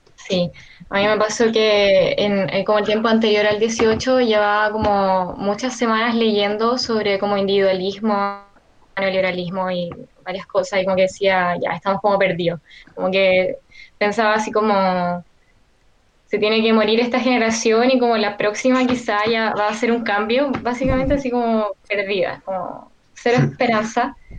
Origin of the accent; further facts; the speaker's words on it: Maipú, Santiago Metropolitan Region, Chile; yo soy de Maipú